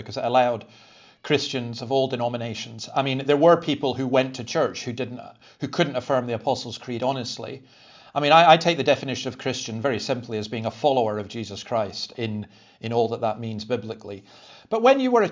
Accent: Scotland, United Kingdom; now in Sydney, Australia; I'm a Scottish Presbyterian minister who works with Anglicans in Sydney

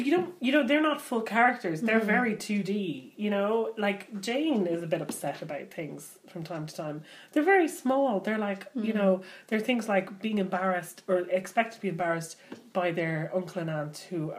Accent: Ireland

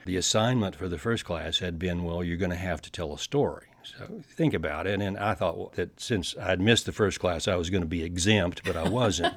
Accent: Paducah, Kentucky, United States; I grew up down in Western Kentucky

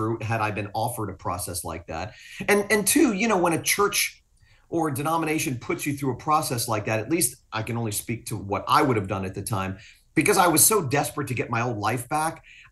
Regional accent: Fort Lauderdale, Florida, United States; also born or lived in Willis, Texas; I'm from South Florida. Fort Lauderdale's my home.

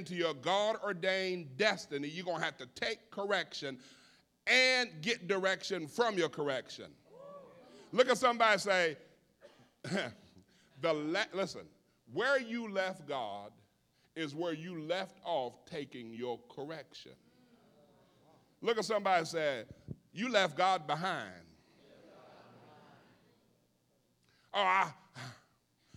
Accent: Missouri, United States; I'm from Missouri

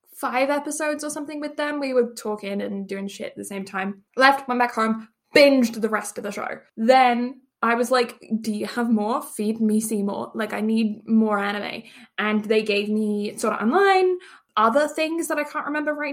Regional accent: England, United Kingdom; now in Canada; I am English Canadian person, born in England, now live in Canada

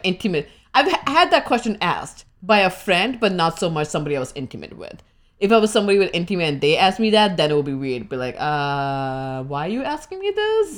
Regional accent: India; now in United States; what part of India I'm from

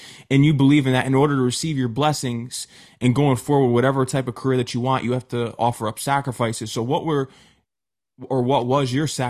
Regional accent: New York, United States; I'm from New York and never was a fan of the Knicks.

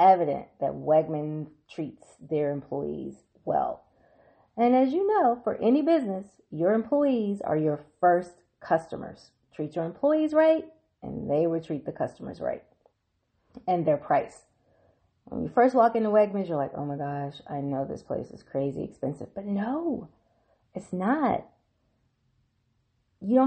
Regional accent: Mississippi, United States; now in Washington, D.C., United States; my home state of Mississippi

